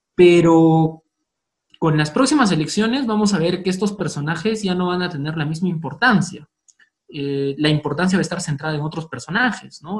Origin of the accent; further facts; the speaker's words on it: Cusco, Peru; moved away; he vivido toda mi infancia en Cusco